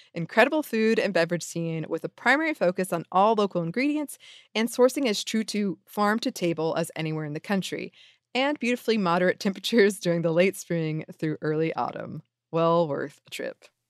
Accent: the South, United States; I'm from the South

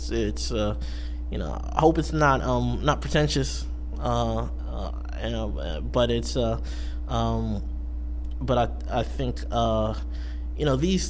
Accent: Beverly, United States; And, you know, as I grew up in Beverly, I was reading Beverly Cleary as an elementary school student

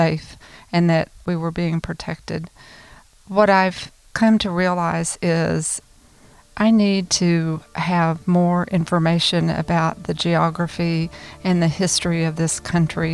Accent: Flower Mound, Texas, United States; I'm from Flower Mound, Texas.

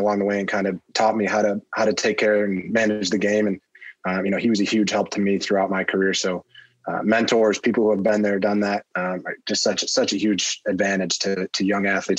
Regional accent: New York, United States; Syracuse, I'm 45 minutes from Syracuse is where I grew up. So always watching their games.

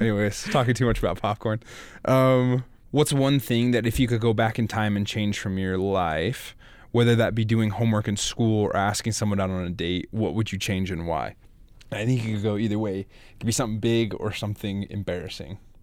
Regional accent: Idaho, United States; I'm from Idaho as well

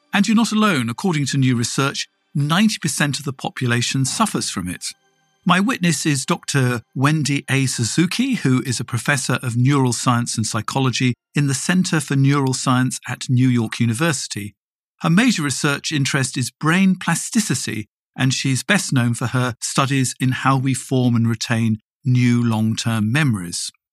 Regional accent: England, United Kingdom; moved away as an adult; now in Germany; I moved from England, where I'd lived all my life

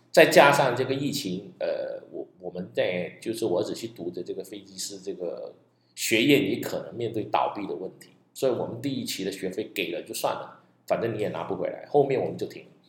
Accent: Malaysia; 在马来西亚，我们福建人就叫做 拜， 拜天公

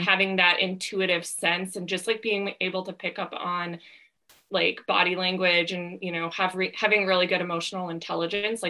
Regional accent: Midwest, United States; moved away as an adult; now in Southern California, United States; I grew up in the Midwest, and then when I was 22, I was just applying for jobs all over the country.

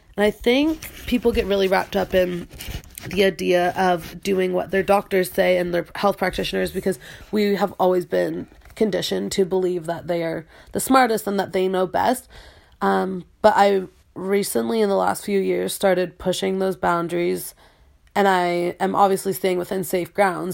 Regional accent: Peterborough, Ontario, Canada; I'm from Peterborough, Ontario, which is a small town

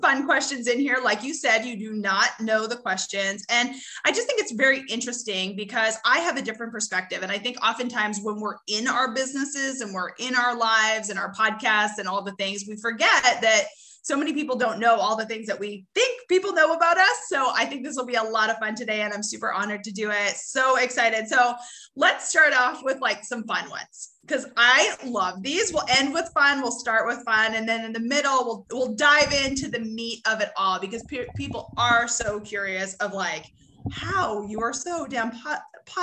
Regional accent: Canada; now in United States; I grew up in Canada, now live in the US

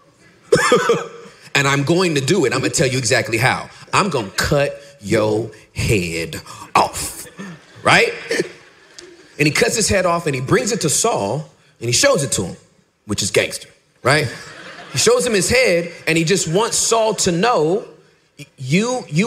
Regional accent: Inglewood, California, United States; moved away as an adult; now in Irving, United States; I'm from L.A. I'm from Inglewood.

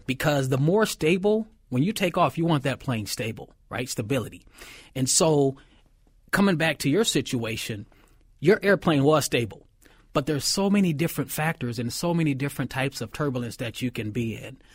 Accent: Minneapolis, Minnesota, United States; I grew up in North Minneapolis

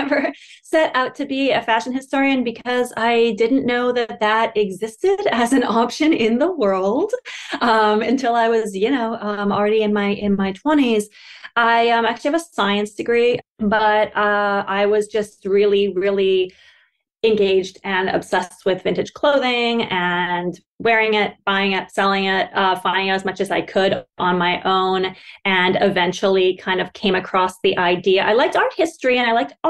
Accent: Western Canada, Canada; I grew up in Western Canada

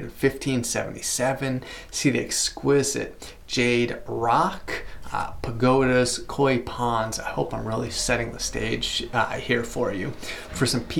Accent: United States; As an American

